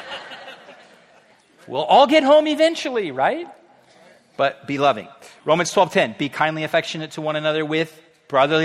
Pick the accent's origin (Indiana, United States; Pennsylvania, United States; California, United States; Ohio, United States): California, United States; Orange County; also born or lived in Riverside; I grew up in South Orange County. Actually, Orange County, but we moved to South Orange County.